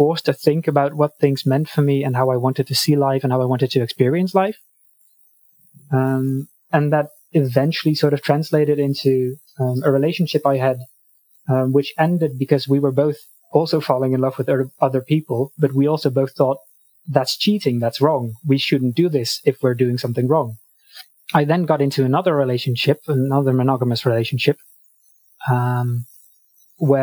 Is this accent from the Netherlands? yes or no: yes; Netherlands; I am from Europe, the Netherlands specifically